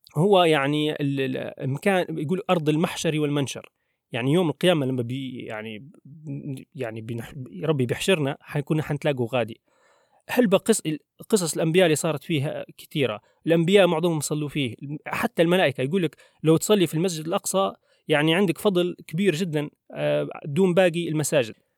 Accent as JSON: {"language": "Arabic", "country": "Libya", "said": "احنا كليبيين مثلا على سبيل المثال احنا مثلا هويتنا ان احنا ليبيين"}